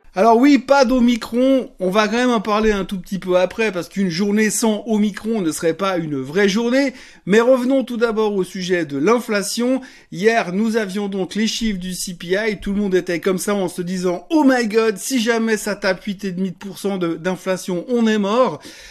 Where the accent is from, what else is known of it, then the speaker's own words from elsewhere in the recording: Switzerland; en tant que bon Suisse